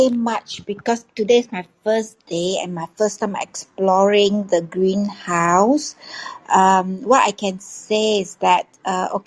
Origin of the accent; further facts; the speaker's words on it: Kuala Lumpur, Federal Territory of Kuala Lumpur, Malaysia; I'm actually from Kuala Lumpur, Malaysia, and uh, right now it's like 4:40 p.m.